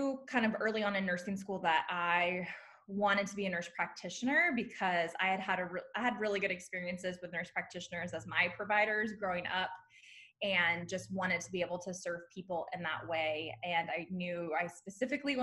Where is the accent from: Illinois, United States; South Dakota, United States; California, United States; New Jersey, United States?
California, United States; San Diego; moved away as an adult; also born or lived in Indiana; I'm originally from San Diego, California. I went to Indiana University for my undergrad